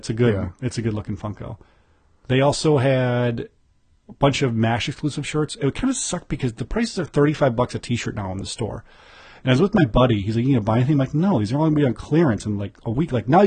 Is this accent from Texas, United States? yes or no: no; Chicago, Illinois, United States; I'm from Chicago.